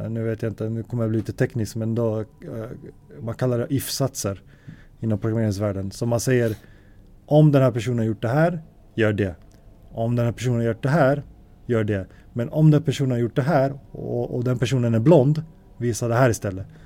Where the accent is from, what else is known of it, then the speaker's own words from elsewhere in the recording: Alby, Stockholm County, Sweden; also born or lived in Gothenburg; Ja, så jag är född i Göteborg. Sen när jag var tre eller fyra så flyttade vi till Stockholm. Eh, bodde i en förort i Alby Uh, eh, och där bodde jag ända fram till uh, gymnasiets slut.